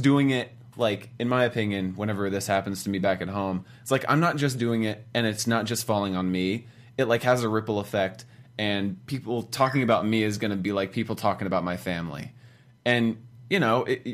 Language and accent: English; the South, United States; I'm from the South